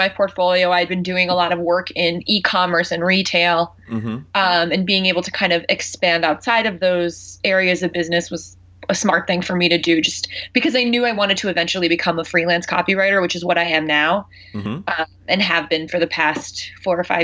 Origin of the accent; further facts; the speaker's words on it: Long Island, New York, United States; moved away as an adult; also born or lived in Philadelphia area; I'm from Long Island